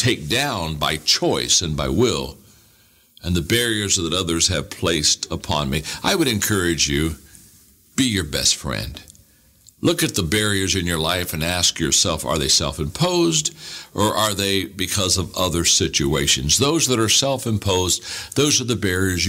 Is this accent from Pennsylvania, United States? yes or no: no; Circleville, Ohio, United States; I grew up in Circleville